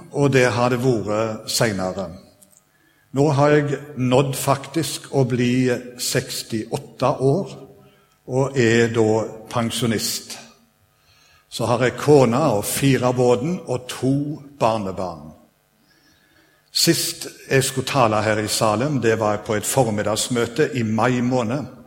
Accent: Sveio, Vestland, Norway; now in Stavanger, Norway; jeg kommer opprinnelig fra Sveio. Og så har jeg bodd her i Stavanger nå i 27 år

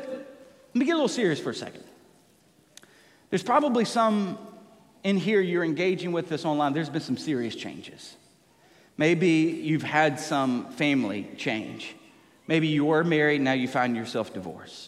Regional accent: Tennessee, United States; moved away; growing up in Tennessee

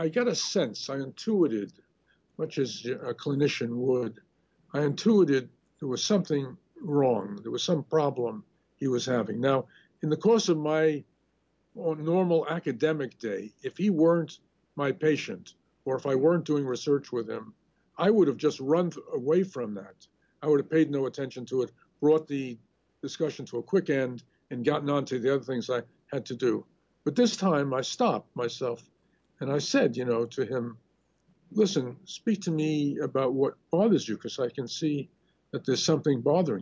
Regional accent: New York City, New York, United States; I grew up in Crown Heights.

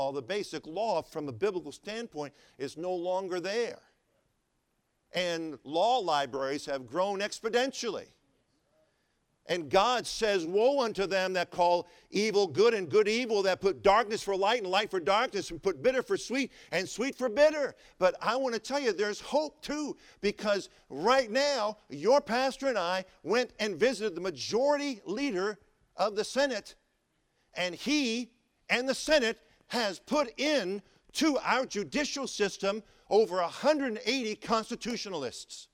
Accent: United States; I grew up right outside of Washington, D.C.

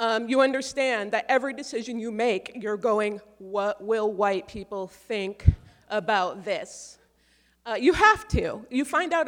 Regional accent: Seattle, Washington, United States; I am a mixed race black woman who was raised by a white mother in this very white city

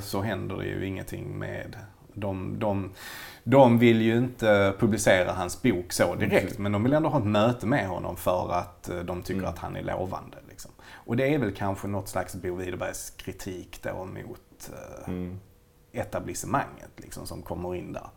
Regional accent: Malmö, Skåne, Sweden; vi är ju båda Malmöbor

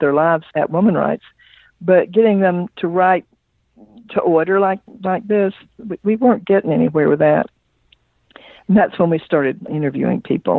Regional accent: Alabama, United States; I'm from Alabama

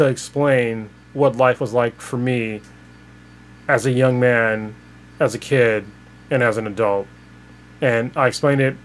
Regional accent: Newark, United States; we grew up in Newark together

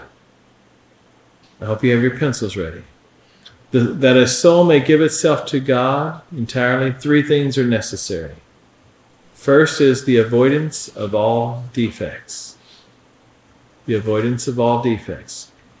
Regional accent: Appalachia, United States; accent: hillbilly; my accent

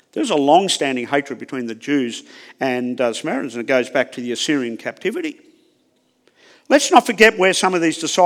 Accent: Australia; accent: Aussie; I have a challenge just with my accent. The Aussie accent. The lazy English Aussie accent.

